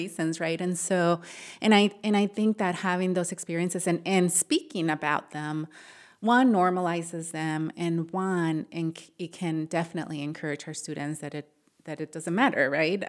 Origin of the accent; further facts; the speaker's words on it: Matamoros, Tamaulipas, Mexico; now in Ohio, United States; I grew up in Matamoros